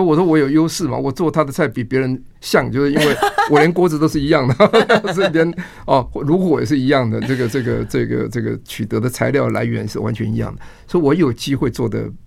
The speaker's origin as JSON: {"language": "Chinese", "country": "Taiwan", "said": "跟我们台湾人的 相土的，比如说花枝草、芹菜这种"}